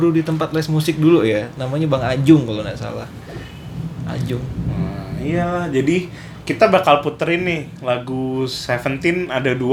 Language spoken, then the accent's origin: Indonesian; South Jakarta, Jakarta, Indonesia; kan gua anak Jaksel ya.